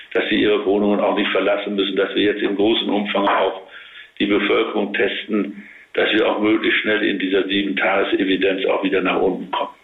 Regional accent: Münsterland, North Rhine-Westphalia, Germany; ich bin ja auch Münsterländer

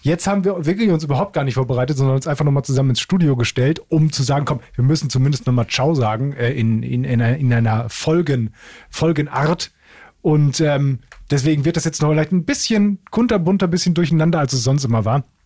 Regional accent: Essen, North Rhine-Westphalia, Germany; ich komme aus Essen

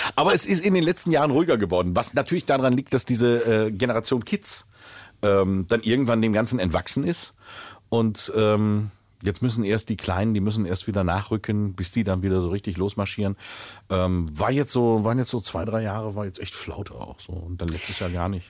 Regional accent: Willingen, Hesse, Germany; ich bin Waldecker. Das ist Landkreis Waldeck-Frankenberg.

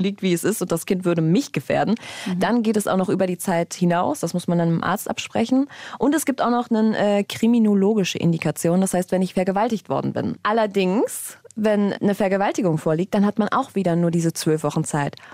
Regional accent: Germany; bei uns in Deutschland

